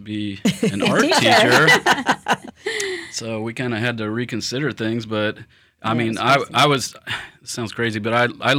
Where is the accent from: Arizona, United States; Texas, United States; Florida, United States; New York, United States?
Florida, United States; St. Augustine; now in Lakeland, United States; and I'm from St. Augustine.